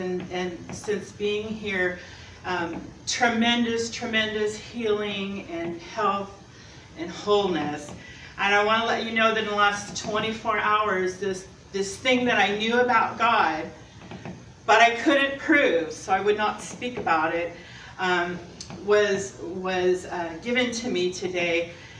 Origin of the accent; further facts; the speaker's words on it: California, United States; Because I came from Southern Cal, and everything there, most of everything there was a lot of fakeness and materialism